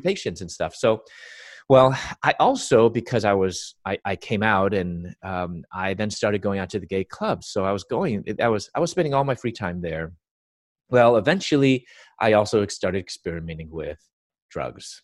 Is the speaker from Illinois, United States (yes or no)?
yes; Chicago, Illinois, United States; I was born and raised in Chicago